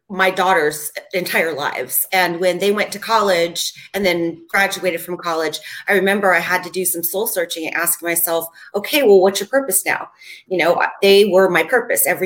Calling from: Los Angeles, California, United States; I'm really close to Pasadena, where they have the Rose Parade every year.

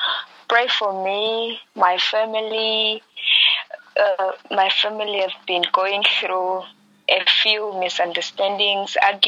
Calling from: Namibia; I'm calling from Namibia.

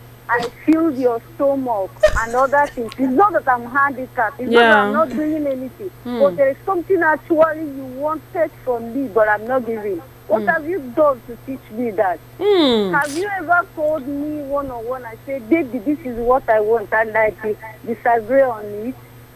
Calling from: Suleja, Niger State, Nigeria; I'm calling from Suleja.

